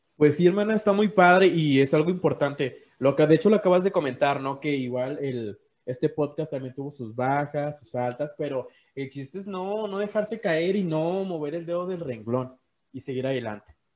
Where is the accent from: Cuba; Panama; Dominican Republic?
Cuba; yo soy cubano